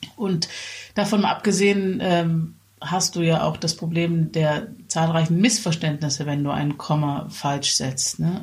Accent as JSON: {"language": "German", "country": "Germany", "said": "als Deutsche"}